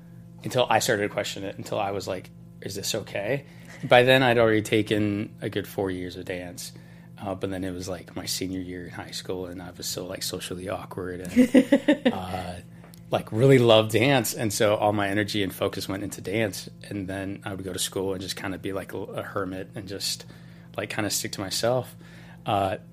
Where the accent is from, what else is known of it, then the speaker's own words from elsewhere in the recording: Utah, United States; moved away as an adult; now in Los Angeles, United States; I'm from Utah